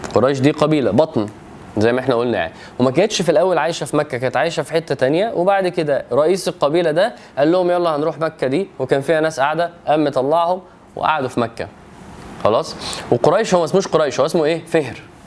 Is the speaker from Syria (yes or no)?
no; Egypt; وانا مصري